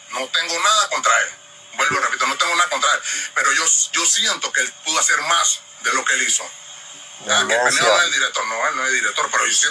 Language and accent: Spanish; Panama; Así somos los panameños.